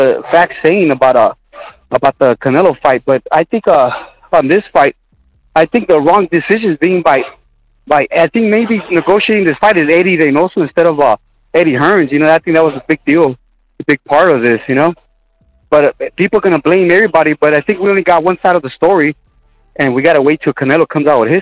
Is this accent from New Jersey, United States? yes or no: no; Los Angeles, California, United States; From LA. Well, LA, Los Angeles, California